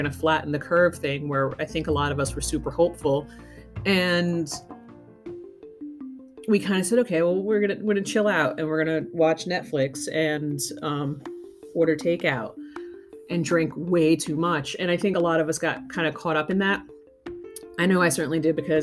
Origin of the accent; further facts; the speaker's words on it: Northeast, United States; moved away; I'm originally from the Northeast